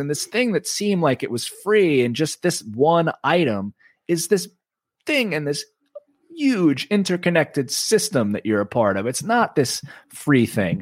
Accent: Oceanside, New York, United States; I grew up on Long Island, on Long Beach Road in Oceanside

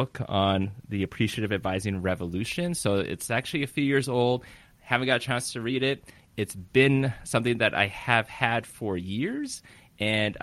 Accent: California, United States; I'm from California

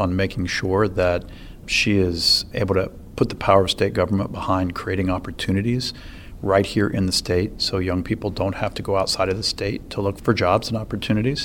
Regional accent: Ohio, United States; my home state

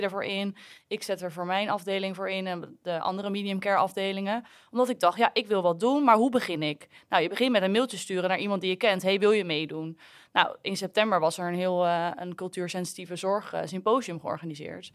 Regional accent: Netherlands; als Nederlanders

